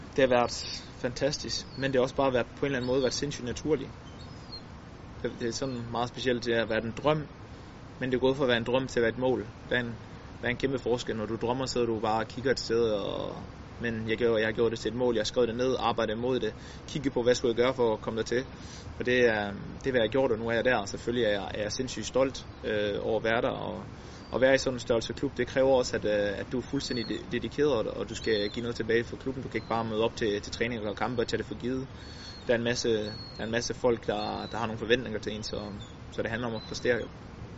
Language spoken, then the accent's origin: Danish; Denmark; som dansker